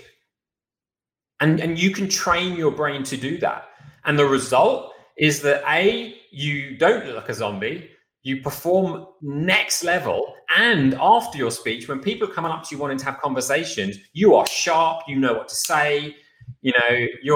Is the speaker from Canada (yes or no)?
no; United Kingdom; moved away; as a Brit